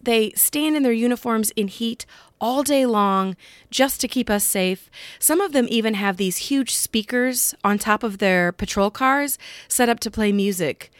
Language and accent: English; Cedar Rapids, Iowa, United States; I am a lucky person to see Clarence out and about on his bike almost every day in my hometown